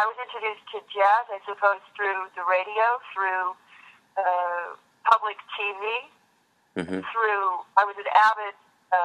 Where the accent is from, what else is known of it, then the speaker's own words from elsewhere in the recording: Kansas, United States; moved away as an adult; now in San Francisco, United States; Kansas, well, it's where I grew up. It's where I lived all of my life until, 18 on up